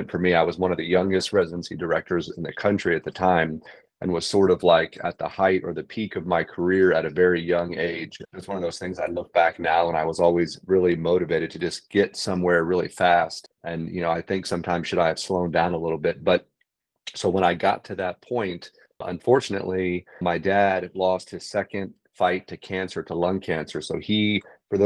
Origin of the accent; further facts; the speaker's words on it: San Antonio, Texas, United States; moved away as an adult; also born or lived in Northern California; now in San Antonio, United States; I was born and raised in San Antonio, Texas. I left here when I was 18